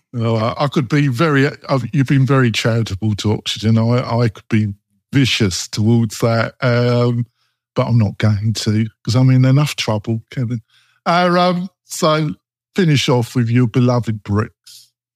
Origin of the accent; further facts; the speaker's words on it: England, United Kingdom; moved away; I come from England